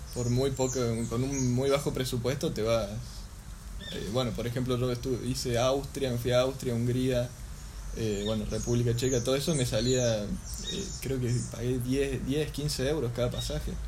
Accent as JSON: {"language": "Spanish", "country": "Argentina", "said": "yo les decía que era argentino"}